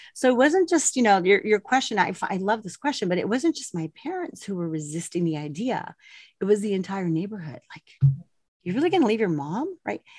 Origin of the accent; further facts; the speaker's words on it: Colorado, United States; moved away as an adult; also born or lived in El Paso, Texas; I grew up in Colorado